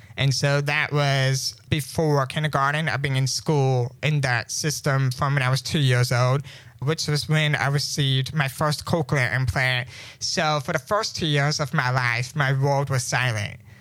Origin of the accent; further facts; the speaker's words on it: St. Louis, Missouri, United States; I was born in May 26, uh, 1998, in St. Louis, Missouri.